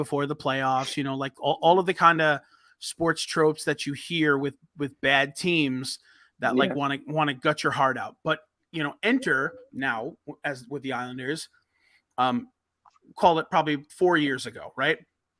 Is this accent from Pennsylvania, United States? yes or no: no; New York, United States; New York.